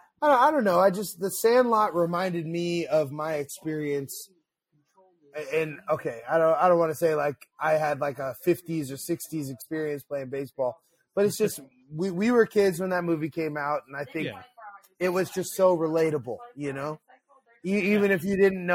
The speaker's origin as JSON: {"language": "English", "town": "Pacifica", "region": "California", "country": "United States", "tie": "born or raised there", "moved": "yes", "said": "I grew up in the back of the valley in Pacifica"}